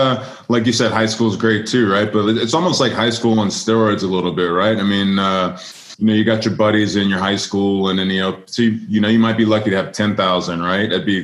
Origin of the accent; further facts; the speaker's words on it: Louisiana, United States; yeah, I come from Louisiana, you come from California.